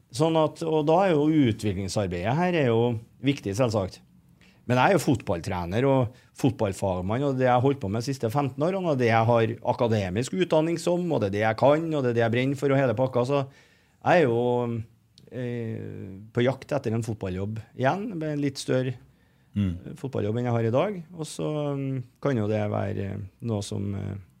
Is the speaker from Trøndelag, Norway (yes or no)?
yes; Trondheim, Trøndelag, Norway; Jeg er jo fra Heimdal